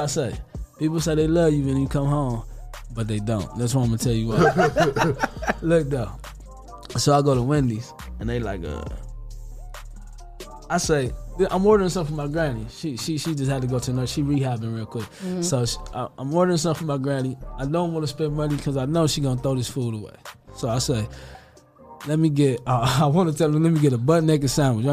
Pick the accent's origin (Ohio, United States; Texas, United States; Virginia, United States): Ohio, United States; Toledo; I love the north side. Like that's where I grew up and raised